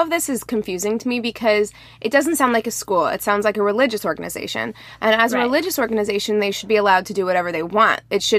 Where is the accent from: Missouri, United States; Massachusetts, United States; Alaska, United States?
Missouri, United States; And I'm from Missouri, which is a pretty conservative Christian state.